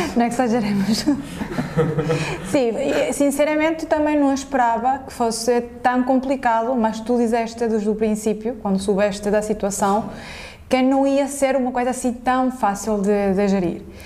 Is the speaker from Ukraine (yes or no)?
no; Venezuela; moved away as an adult; also born or lived in Portugal; now in Lisbon, Portugal; eu sou venezuelana, portanto, emigrei para Portugal